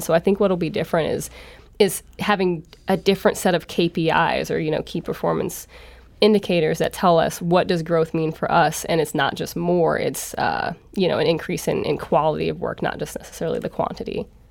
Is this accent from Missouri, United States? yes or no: yes; St. Louis, Missouri, United States; also born or lived in New Orleans / Chicago; I'm born and raised in Saint Louis